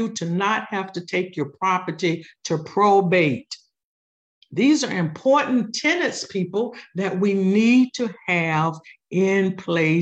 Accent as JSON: {"language": "English", "town": "Cocoa", "region": "Florida", "country": "United States", "tie": "born or raised there", "moved": "yes", "said": "Growing up in Cocoa, Florida with my grandparents, I was a teenager"}